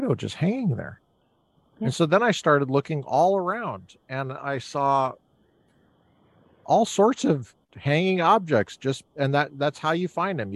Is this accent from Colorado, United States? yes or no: yes; Colorado, United States; now in Southern California, United States; I grew up in Colorado